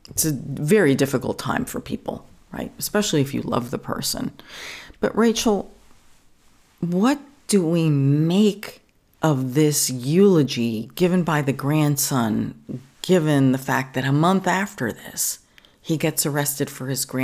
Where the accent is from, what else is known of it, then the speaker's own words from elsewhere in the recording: New York, United States; growing up in New York